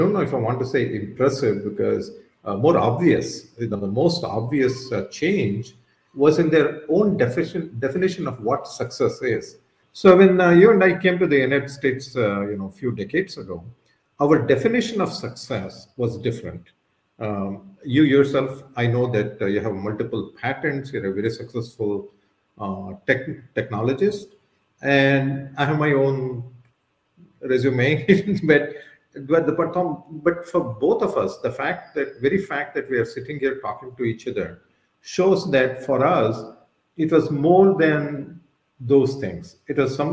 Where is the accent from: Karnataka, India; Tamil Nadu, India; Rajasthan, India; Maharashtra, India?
Karnataka, India; Bangalore; I'm from Bangalore